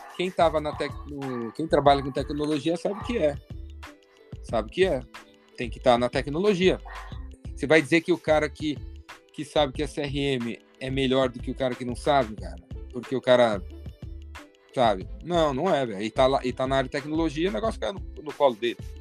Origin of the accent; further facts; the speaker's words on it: São Paulo, Brazil; Eu tô em São Paulo, sou de São Paulo, paulistano